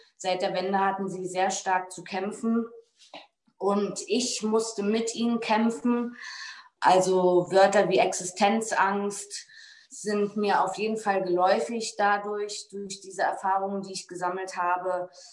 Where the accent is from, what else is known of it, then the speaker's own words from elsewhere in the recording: Berlin, Germany; also born or lived in Bützow; Ich bin 1985 in Berlin in der Charité geboren